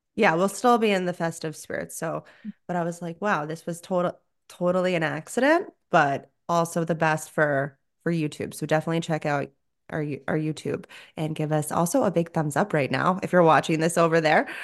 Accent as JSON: {"language": "English", "region": "South Florida", "country": "United States", "tie": "born or raised there", "said": "I grew up in South Florida"}